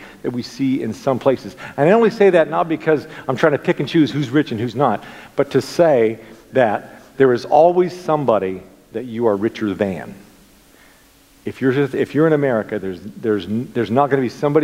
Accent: United States; as an American

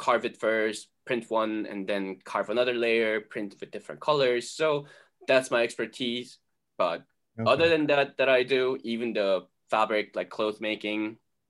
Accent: South Korea; now in United States; And I grew up in Korea. I was born in US, but then my entire family moved back to Korea when I was two

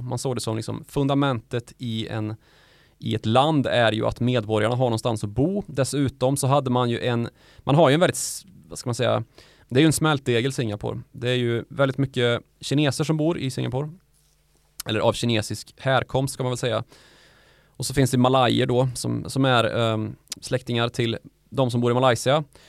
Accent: Värmland, Sweden; där jag är ifrån, Värmland

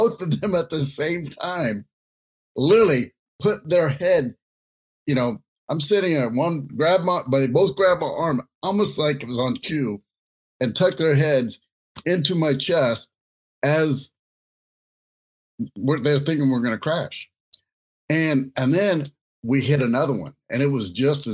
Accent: United States; I was a minority in being an American and speaking, you know, only English

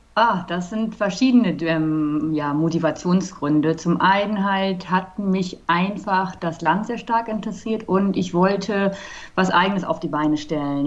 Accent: Germany; now in Cape Town, South Africa; Also ich selber bin ja aus Deutschland, ich wohne in Kapstadt

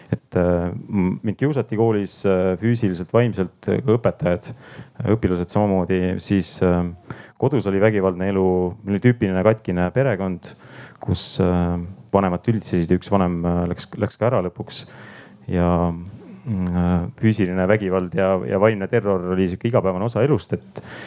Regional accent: Paide, Järva County, Estonia; moved away; also born or lived in Tallinn; ma olen Paidest pärit

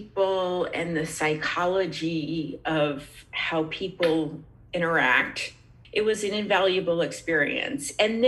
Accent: New England, United States; I grew up in New England, where fraternities and sororities are not a very big deal

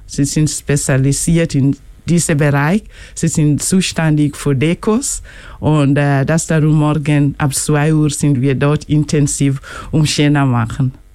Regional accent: Kenya; German is a second language; moved away; ich bin aus Kenia

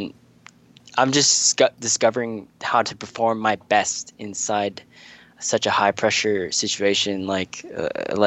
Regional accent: Sioux Falls, South Dakota, United States; moved away as an adult; also born or lived in Brisbane, Australia; now in Australia

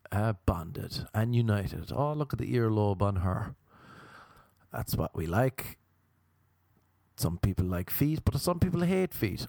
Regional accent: Ireland; also born or lived in Cork; now in Los Angeles, United States; Radiators were a big thing growing up in Ireland

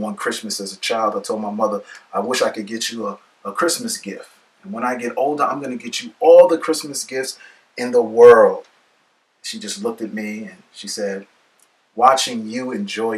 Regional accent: New York City, New York, United States; Growing up in the Bronx

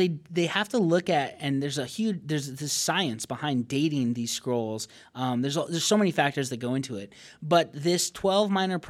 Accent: Payson, Arizona, United States; born there; I was born in Payson, Arizona.

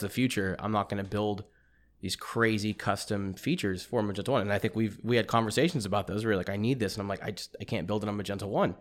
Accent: East Texas, United States; born or raised there; moved away

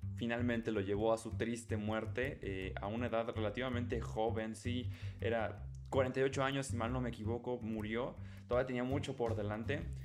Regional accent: Mexico; nosotros como mexicanos

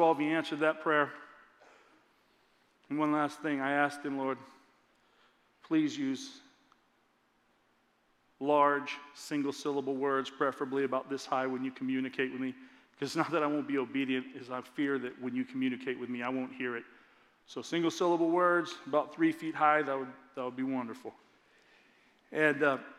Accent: Lakeside, California, United States; Lakeside, my hometown, about a mile from my house

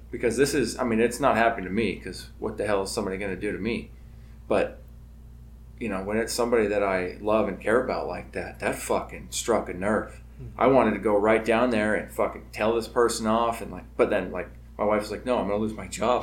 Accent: North Kitsap, Washington, United States; growing up in the North End up here.

